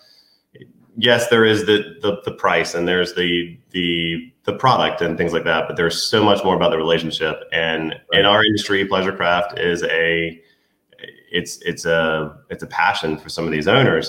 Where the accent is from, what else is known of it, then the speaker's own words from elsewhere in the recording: Eastern North Carolina, United States; also born or lived in Virginia; So I'm from Eastern North Carolina. Some people call it the Outer Banks. So growing up around the water